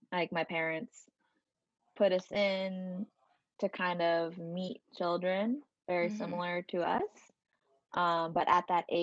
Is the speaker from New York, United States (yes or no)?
yes; Westchester County, New York, United States; also born or lived in Ma'anshan, Anhui, China; now in Queens, New York, United States; I grew up in Westchester County in New